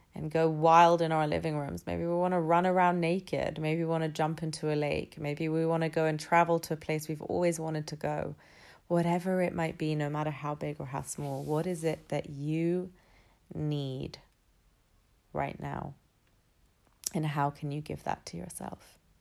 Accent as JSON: {"language": "English", "region": "London", "country": "United Kingdom", "tie": "born or raised there", "said": "I was born and raised in London. I've been here all thirty-three years of my life"}